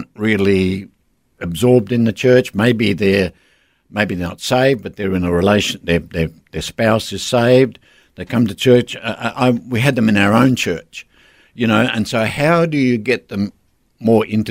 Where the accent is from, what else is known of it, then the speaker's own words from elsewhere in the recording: South Australia, Australia; moved away; also born or lived in Northern Territory / Darwin; I was raised in South Australia, but we moved to the Northern Territory in the 60s